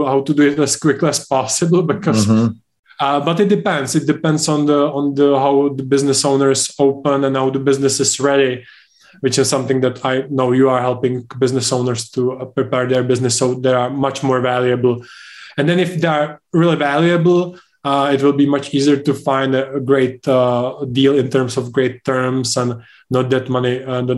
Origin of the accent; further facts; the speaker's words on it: Czechia; UK is, for example, much different than Czech Republic, where I'm from. But if I compare my home country with the US